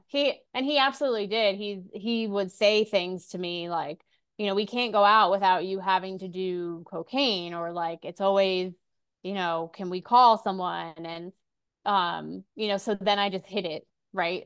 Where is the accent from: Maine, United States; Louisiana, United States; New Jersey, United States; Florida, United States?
Florida, United States; Orlando; now in Castle Pines, United States; I was born in Orlando, Florida